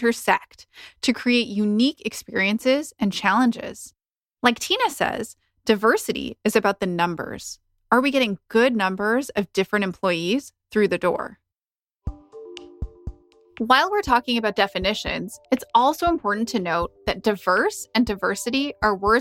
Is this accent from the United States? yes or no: no; Canada; I might refer to myself as Indian, Indo-Canadian, or I might just say that I'm Canadian